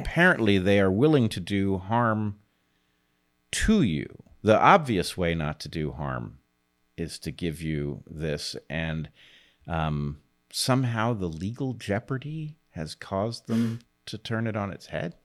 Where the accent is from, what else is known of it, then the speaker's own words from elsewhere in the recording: United States; I'm American